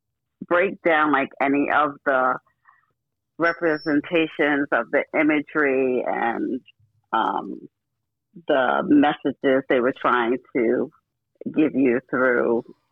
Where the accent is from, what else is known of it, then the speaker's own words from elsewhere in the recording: New York City, New York, United States; I am from Brooklyn, New York.